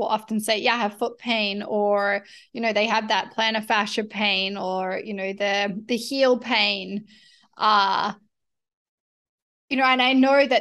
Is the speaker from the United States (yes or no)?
no; Australia; moved away as an adult; growing up in Australia, we were barefoot all of the time